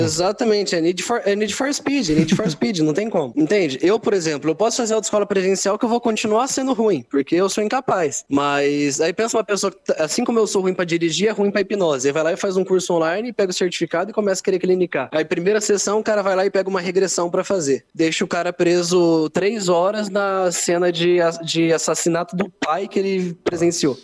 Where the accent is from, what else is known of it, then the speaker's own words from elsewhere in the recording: Londrina, Paraná, Brazil; eu sou de Londrina